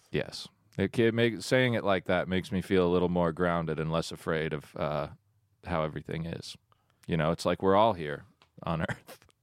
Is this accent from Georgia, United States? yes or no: yes; Woodstock, Georgia, United States; I grew up in Woodstock, Georgia